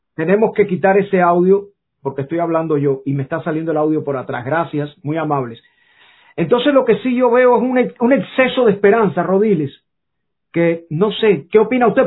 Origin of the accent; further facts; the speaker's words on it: Cuba; moved away; me fui de Cuba